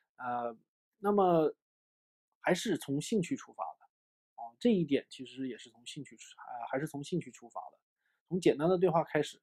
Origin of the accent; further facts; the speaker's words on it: China; 我们中国人的语言习惯啊，我们学说中文的语言习惯